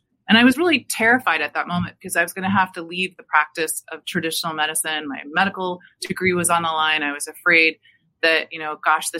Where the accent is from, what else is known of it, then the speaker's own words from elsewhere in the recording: Seattle, Washington, United States; now in Maryland, United States; I grew up in the Seattle area